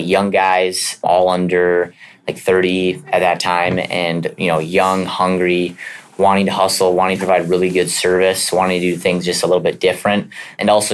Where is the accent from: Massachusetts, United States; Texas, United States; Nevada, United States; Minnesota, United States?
Minnesota, United States; St. Cloud; I grew up in St. Cloud